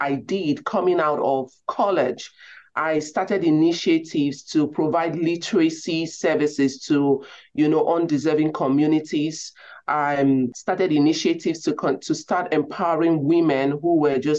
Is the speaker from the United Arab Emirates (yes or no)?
no; Nigeria; moved away; I grew up in Nigeria, grew up in a home with very limited resources.